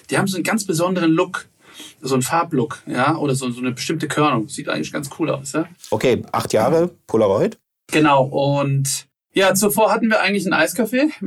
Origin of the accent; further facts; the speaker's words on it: Frankfurt, Hesse, Germany; Na, also ich habe brasilianische Wurzeln, ich bin eigentlich ein Frankfurter Bub. Ja, ich bin in Frankfurt geboren